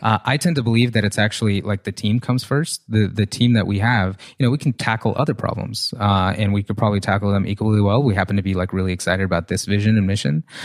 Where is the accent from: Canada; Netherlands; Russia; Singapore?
Russia; now in United States; I came from, I grew up in Russia, like, super poor